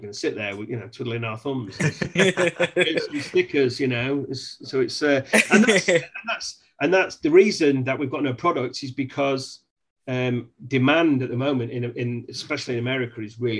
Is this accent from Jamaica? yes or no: no; England, United Kingdom; I'm English